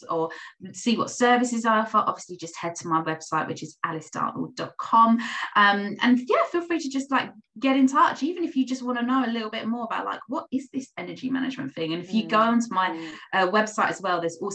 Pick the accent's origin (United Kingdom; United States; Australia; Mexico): United Kingdom; being a Brit